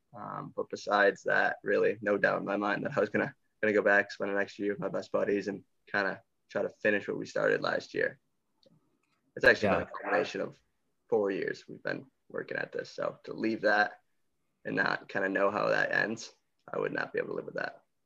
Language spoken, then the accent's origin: English; Greece, New York, United States; I grew up since birth in Greece, born and raised